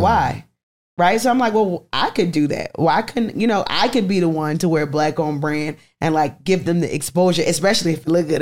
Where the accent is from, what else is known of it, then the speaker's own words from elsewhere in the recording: Baltimore, Maryland, United States; moved away as an adult; now in Atlanta, United States; Baltimore, my hometown.